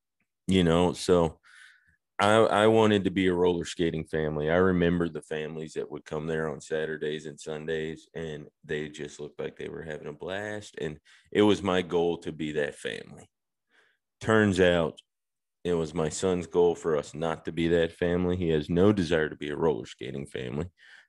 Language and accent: English; Georgia, United States; growing up where I grew up right outside of Atlanta, roller skating, something you do.